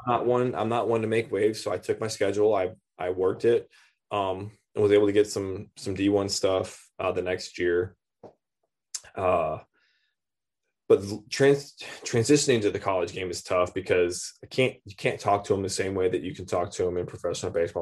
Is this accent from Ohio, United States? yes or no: no; Lancaster, California, United States; moved away; also born or lived in Florida; I was born in California